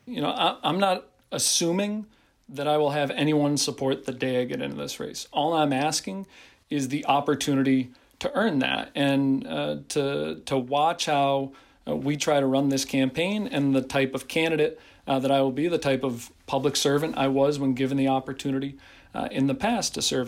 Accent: Pittsfield, Massachusetts, United States; my hometown

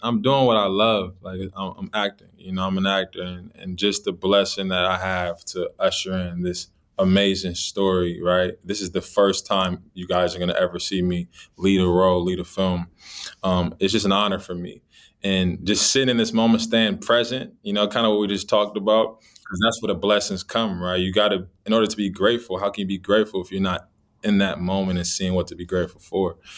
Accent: Los Angeles, California, United States; I grew up in Los Angeles, California.

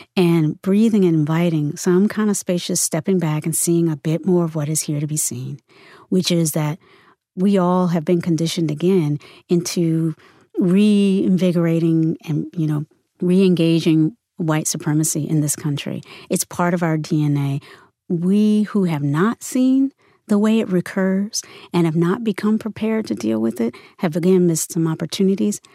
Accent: Virginia, United States; also born or lived in North Carolina; now in San Francisco, United States; I grew up in the South. I was born in North Carolina and raised mostly in Virginia

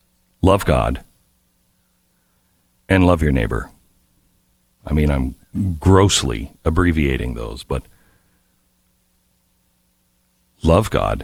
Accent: Texas, United States; oh, I'm from Texas, and they would back away from me

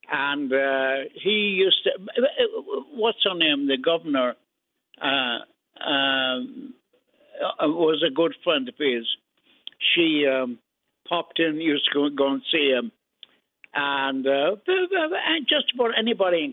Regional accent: Ireland; also born or lived in Brooklyn, New York, United States; now in United States; I was born in Brooklyn, but we went to Ireland after that.

